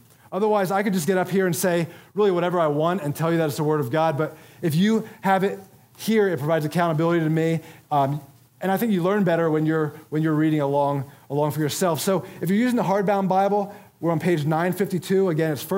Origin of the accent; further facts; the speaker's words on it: Philadelphia, Pennsylvania, United States; my hometown of Philadelphia